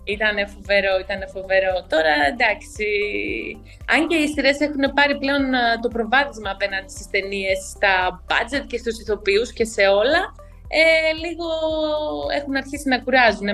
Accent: Alexandreia, Central Macedonia, Greece; also born or lived in Thessaloniki; Γεννήθηκα και μεγάλωσα στην Άουσα και τώρα πάλι πλέον ζω στην Άουσα.

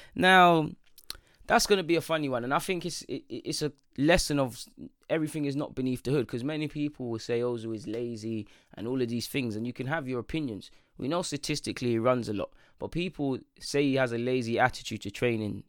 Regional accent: London, United Kingdom; I'm from North

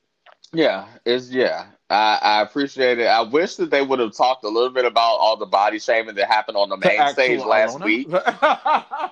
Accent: United States; I'm from the United States.

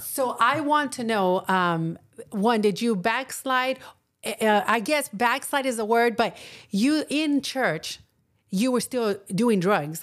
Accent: Texas, United States; I'm from Texas and a lot of people from there are Catholics

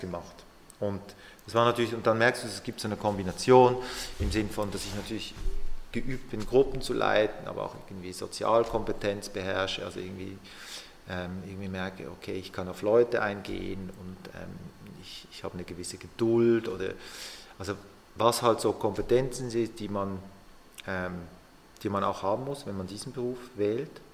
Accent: Basel, Basel-Stadt, Switzerland; moved away as an adult; ich bin aus Basel weg, ich bin da aufgewachsen, habe die Ausbildung gemacht

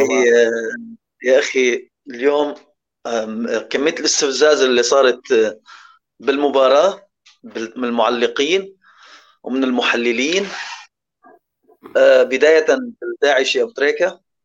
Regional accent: Syria; انا سوري

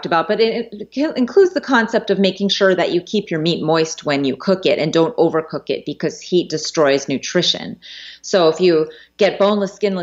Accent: United States; as a child growing up as an American child

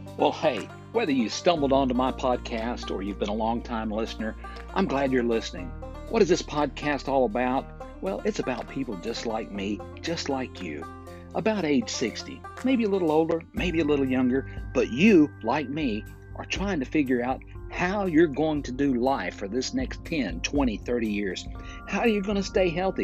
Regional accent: Fort Payne, Alabama, United States; recording right here in my hometown of Fort Payne, Alabama

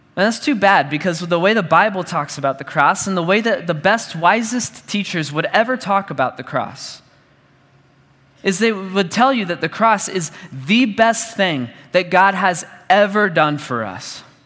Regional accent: Dallas, Texas, United States; I grew up in church and I grew up in Dallas.

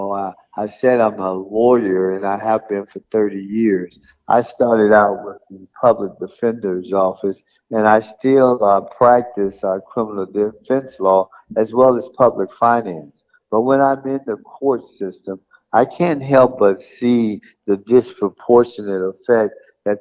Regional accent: South Florida, United States; born here in South Florida

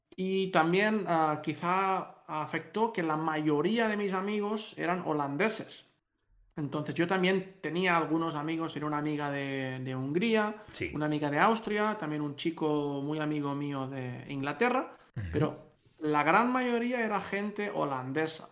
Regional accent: Spain; moved away as an adult; now in Netherlands

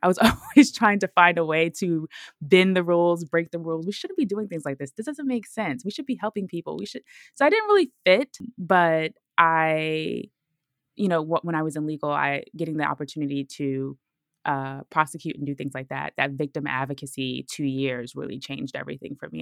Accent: Brooklyn, New York, United States; moved away as an adult; also born or lived in Georgia; I'm from Brooklyn, so leaving Brooklyn so y, so young

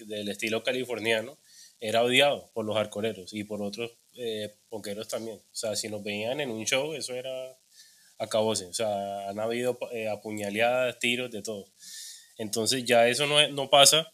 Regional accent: Cartagena, Bolívar, Colombia; also born or lived in Bogotá; yo soy de Cartagena

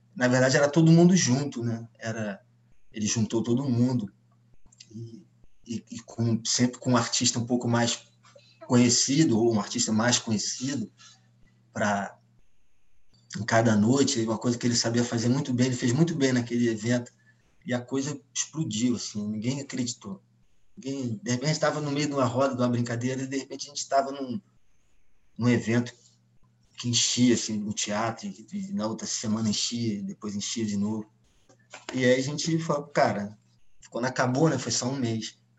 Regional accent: Rio de Janeiro, Brazil; o Rio Zona Sul, e eu falo por mim, né, pelo lugar que eu ocupava, o lugar onde eu cresci

